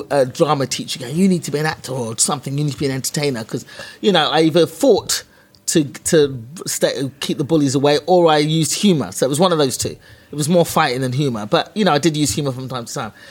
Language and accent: English; England, United Kingdom; born there